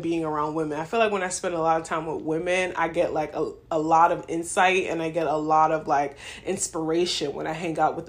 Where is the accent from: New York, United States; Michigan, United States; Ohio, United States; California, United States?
New York, United States; New York City; now in Philadelphia, United States; I grew up in New York